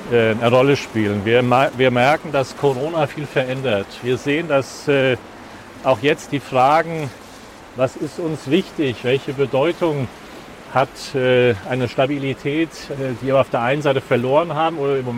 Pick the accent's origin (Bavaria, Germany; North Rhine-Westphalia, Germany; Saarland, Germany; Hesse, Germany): Hesse, Germany; Frankfurt; Ich bin hier im Norden Frankfurts aufgewachsen. Ähm, zu meiner Geburtszeit gehörte dieser Teil noch nicht zu Frankfurt, er ist erst 72 eingemeindet worden.